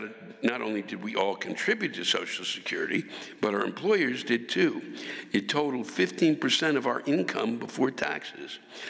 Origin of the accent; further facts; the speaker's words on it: Washington, United States; I'm from Washington. We don't really play football.